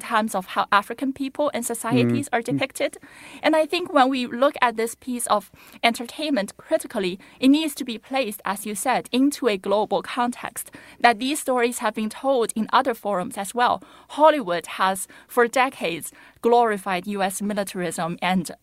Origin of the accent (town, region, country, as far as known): China; born or raised there; moved away